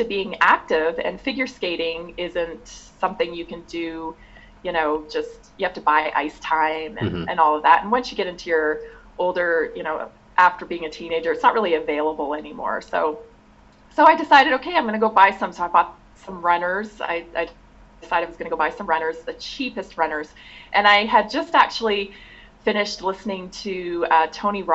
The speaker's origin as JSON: {"language": "English", "town": "Victoria", "region": "British Columbia", "country": "Canada", "tie": "born or raised there", "moved": "as an adult", "lives_now": "United States", "said": "I was born in Victoria, moved out here just to go to school"}